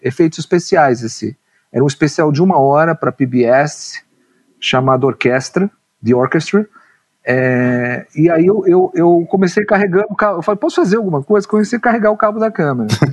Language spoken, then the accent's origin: Portuguese; São Paulo, Brazil; eu nasci em São Paulo, nasci no, na periferia do Ipiranga